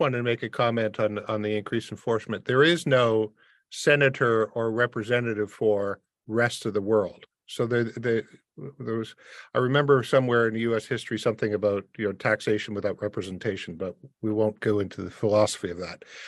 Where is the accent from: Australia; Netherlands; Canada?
Canada; Windsor, Ontario; moved away; I grew up in Windsor across from Detroit